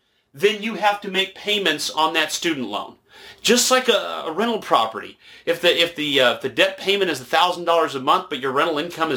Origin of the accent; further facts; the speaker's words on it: Nashville, Tennessee, United States; moved away; I'm originally from Nashville